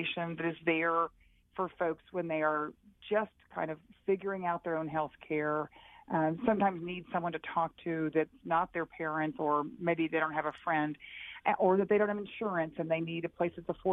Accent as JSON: {"language": "English", "region": "Texas", "country": "United States", "tie": "born or raised there", "said": "when I was growing up in Texas"}